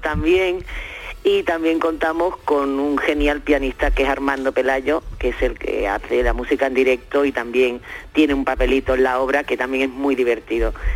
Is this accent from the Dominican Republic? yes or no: no; Seville, Andalusia, Spain; moved away; ahí en mi tierra querida